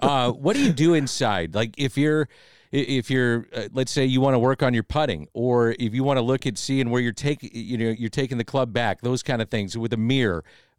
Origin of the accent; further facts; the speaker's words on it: St. Louis, Missouri, United States; we're from St. Louis, Missouri.